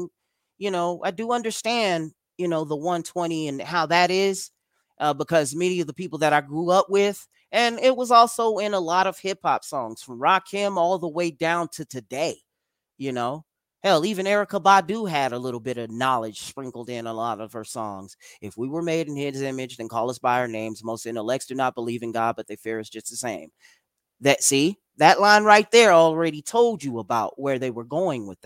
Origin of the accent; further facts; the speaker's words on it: United States; We're Americans